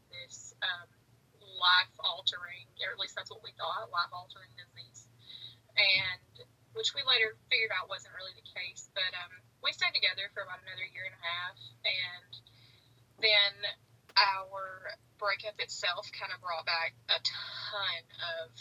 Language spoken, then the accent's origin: English; Chattanooga, Tennessee, United States; also born or lived in Kentucky; I'm from the Chattanooga area